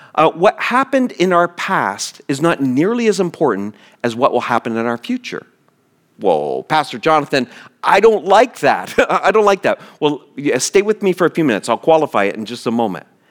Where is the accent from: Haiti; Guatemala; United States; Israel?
United States; East Coast; moved away; I grew up on the East Coast, on the Atlantic Ocean. The city I grew up in is a, got a big port.